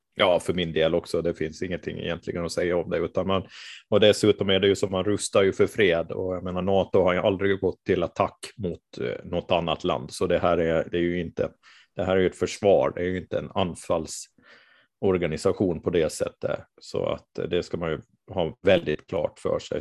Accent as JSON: {"language": "Swedish", "town": "Mariehamn", "country": "Åland Islands", "tie": "born or raised there", "said": "där jag är född och uppvuxen, så, eller född jag är inte, men uppvuxen är jag där i alla fall."}